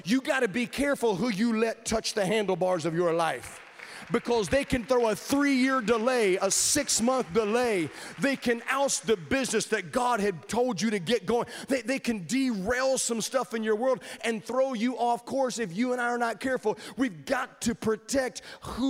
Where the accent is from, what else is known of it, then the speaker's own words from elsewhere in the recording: Virginia, United States; I grew up in Virginia